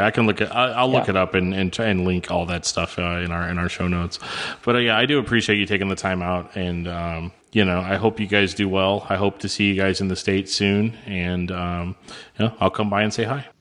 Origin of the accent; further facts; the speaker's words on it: United States; also born or lived in St. Louis; as an American